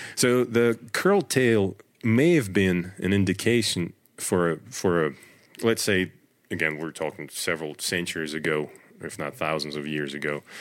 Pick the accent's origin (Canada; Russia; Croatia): Russia; moved away as an adult; also born or lived in Northern Virginia; now in United States; I grew up in Russia, in the middle of nowhere